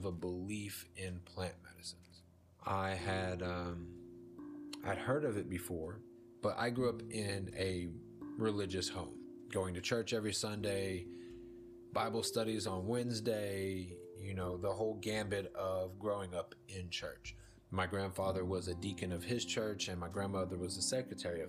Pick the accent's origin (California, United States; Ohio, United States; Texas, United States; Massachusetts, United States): Texas, United States; Dallas; now in East Texas, United States; I am from the Dallas-Fort Worth metroplex of Texas. That's where I grew up